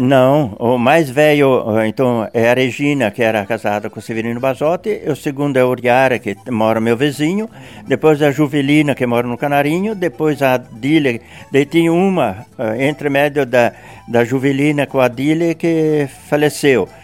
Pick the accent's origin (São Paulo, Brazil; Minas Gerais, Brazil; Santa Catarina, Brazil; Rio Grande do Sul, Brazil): Santa Catarina, Brazil; Castelo Branco; now in Barra Grande, Brazil; Eu nasci no município de Castelo Branco